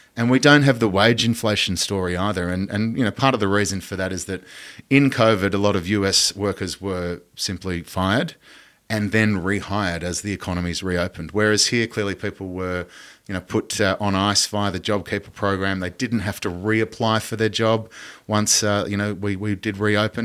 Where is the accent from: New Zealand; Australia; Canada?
Australia; as an Australian citizen